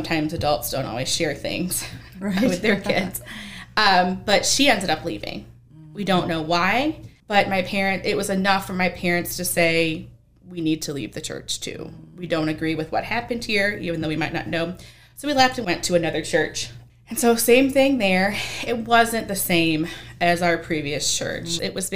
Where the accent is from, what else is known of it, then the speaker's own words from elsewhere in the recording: Bath, New York, United States; moved away; also born or lived in the Valley; even though I was born in New York